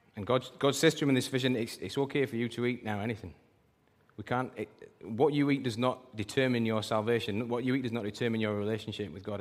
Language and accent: English; United Kingdom; we're British